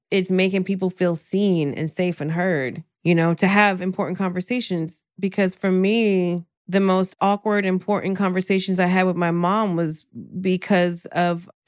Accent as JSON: {"language": "English", "region": "the South", "country": "United States", "tie": "born or raised there", "said": "I was raised in the South."}